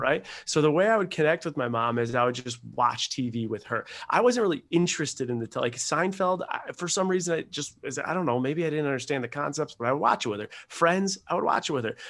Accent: Buffalo, New York, United States; moved away as an adult; also born or lived in Rochester, New York / Seattle, Washington; I was born in Buffalo, New York

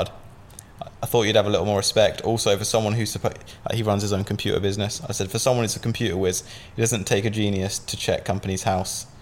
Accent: Southampton, South East England, United Kingdom; I'm from Southampton, and I moved to a place called Ocean Village.

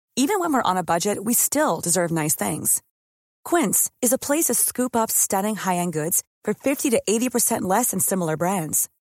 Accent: Northern Germany, Germany; accent: North German; mit unserem norddeutschen Dialekt

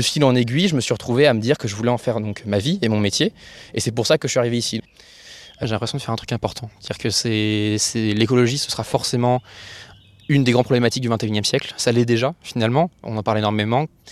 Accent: Orléans, Centre-Val de Loire, France; je viens du coup d'Orléans. J'habite juste à côté de la Loire. J'ai vécu là-bas toute ma vie

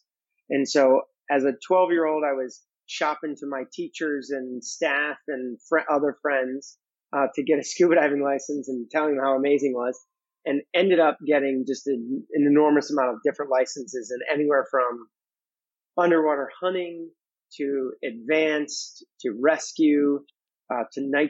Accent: Chicago, Illinois, United States; I was also growing up in Chicago

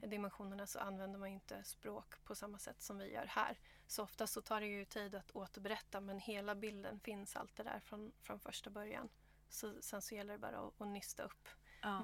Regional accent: Stockholm, Stockholm County, Sweden; moved away as an adult; also born or lived in Gothenburg; now in Australia; så jag är född i Göteborg och eh, född, eh, upp i, växte upp i Stockholm

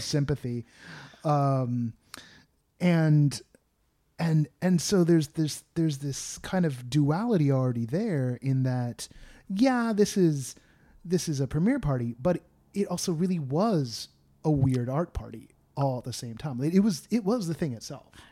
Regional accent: Bay Area, California, United States; moved away; I grew up in the Bay Area

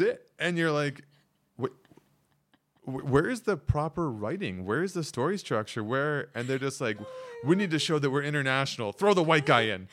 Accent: Canada; moved away as an adult; now in South Korea; I'm Canadian

